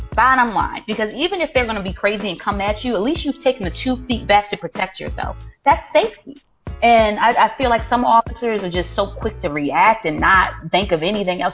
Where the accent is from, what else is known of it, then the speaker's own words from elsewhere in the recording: Baltimore, Maryland, United States; I'm from Baltimore, so it's not like I feel estranged to the neighborhood. Like this is my community I'm policing